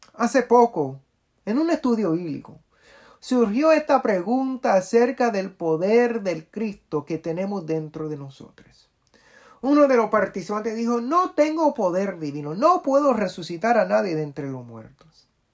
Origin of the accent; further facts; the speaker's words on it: Puerto Rico; now in Washington, D.C., United States; Soy un puertorriqueño y queer y orgulloso de serlo